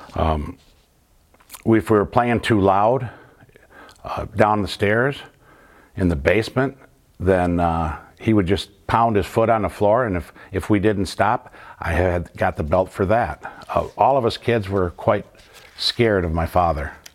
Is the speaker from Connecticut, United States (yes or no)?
no; Flint, Michigan, United States; Growing up in the North End